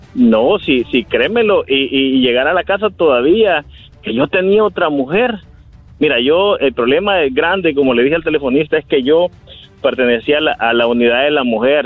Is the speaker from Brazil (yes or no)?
no; El Salvador; moved away; yo soy de El Salvador, eh, pues yo allá era investigador de la policía